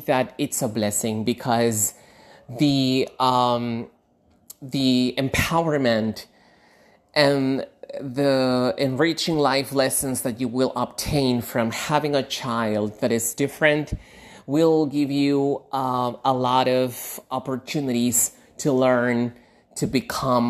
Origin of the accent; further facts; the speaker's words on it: Lima, Peru; I am originally from Lima, Peru, in South America.